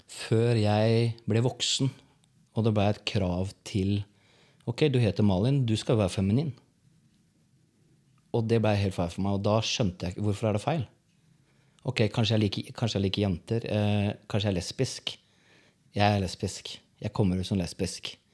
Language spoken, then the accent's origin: Norwegian; Porsgrunn, Telemark, Norway; Jeg vokste opp på Stridslev, Porsgrunn.